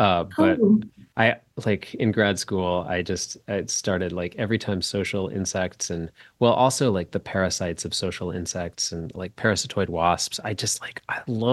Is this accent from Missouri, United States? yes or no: yes; St. Louis, Missouri, United States; That's where I'm from